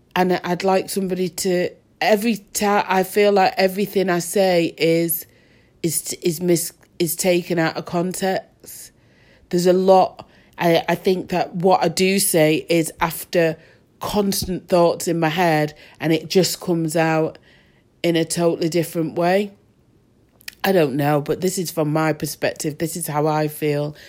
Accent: Manchester, North West England, United Kingdom; also born or lived in Moss Side / Rusholme; I definitely come from Manchester. I was born in, um, Levenshulme and, uh, I moved to Ardwick and then Fallowfield.

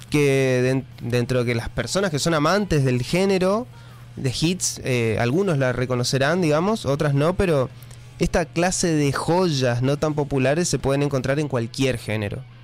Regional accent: Chaco, Argentina; eso, porque soy chaqueño. ¿no? ¿Viste? Uh, saltó lo de chaqueño, bueno.

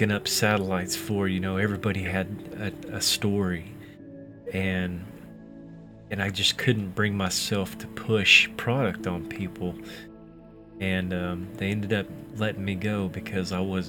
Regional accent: Oklahoma, United States; I'm from Oklahoma

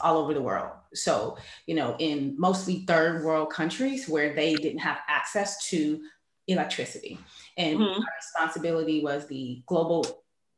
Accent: Cleveland, Ohio, United States; I'm originally from Cleveland, Ohio.

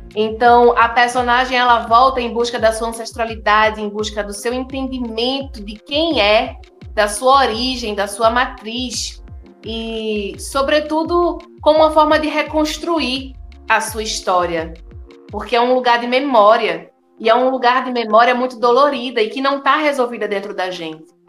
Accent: Recife, Pernambuco, Brazil; eu fui criada em Jardim Baixo, no berço do brega e do brega funk

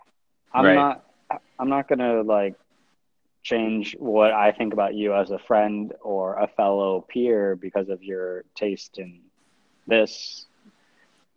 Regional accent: California, United States; now in New York, United States; I am from California, but now I'm in New York

